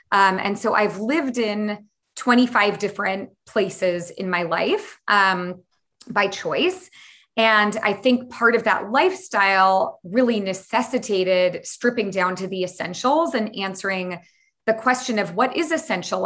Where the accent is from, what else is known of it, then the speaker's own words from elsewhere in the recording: San Francisco Bay Area, California, United States; I grew up in the San Francisco Bay Area